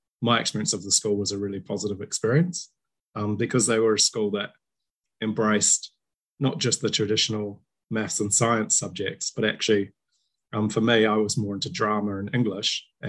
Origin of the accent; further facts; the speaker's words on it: Christchurch, Canterbury, New Zealand; the era in which I was growing up in Christchurch, New Zealand